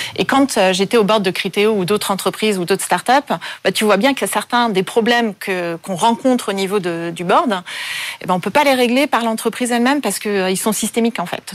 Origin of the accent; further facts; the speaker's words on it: Paris, Île-de-France, France; also born or lived in Vancouver; je suis née à Paris, j'ai passé la plupart de mon enfance à Paris